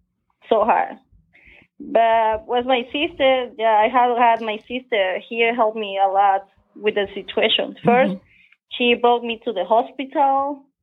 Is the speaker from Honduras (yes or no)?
yes; Honduras; English is a second language; moved away as an adult; also born or lived in Boston, United States; now in United States; I have been here for 10 years. I came from Honduras.